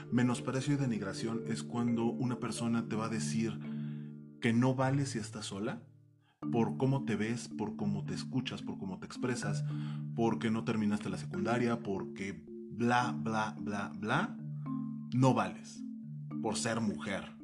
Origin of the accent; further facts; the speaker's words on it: Mexico City, Mexico; born there; como yo eh, nací en la Pensil